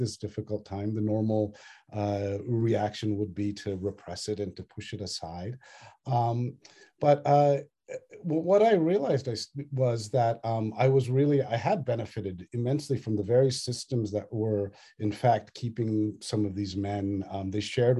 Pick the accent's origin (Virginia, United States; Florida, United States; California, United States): Virginia, United States; Northern; also born or lived in Australia; my own childhood growing up in Northern Virginia with a loving Tamilian Brahmin family